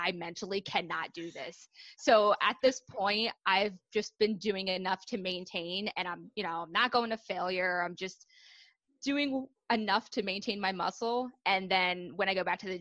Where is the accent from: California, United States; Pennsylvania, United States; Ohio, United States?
Pennsylvania, United States; moved away as an adult; now in New Jersey, United States; I'm actually from Pennsylvania originally.